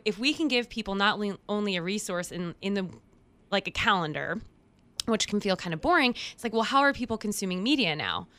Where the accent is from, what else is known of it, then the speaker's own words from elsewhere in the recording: Houston, Texas, United States; now in Knoxville, United States; I'm from Houston, right? Massive, massive city